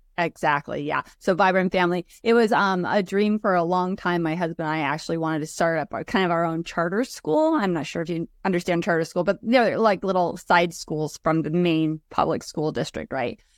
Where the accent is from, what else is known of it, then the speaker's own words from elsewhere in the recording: Oregon, United States; I was born and raised here in Oregon